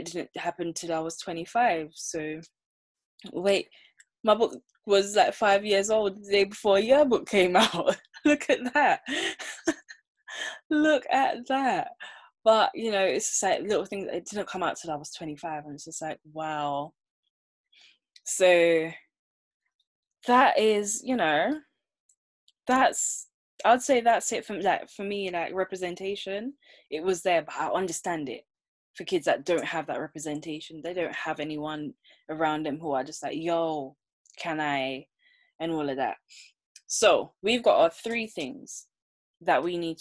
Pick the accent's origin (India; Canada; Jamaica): Jamaica; now in United Kingdom; growing up in Jamaica